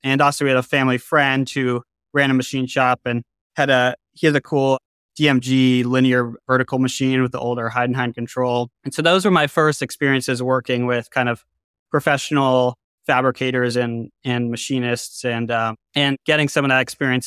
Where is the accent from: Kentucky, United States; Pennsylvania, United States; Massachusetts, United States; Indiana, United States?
Massachusetts, United States; Boston; I grew up in Boston, Massachusetts on the North Shore in a suburb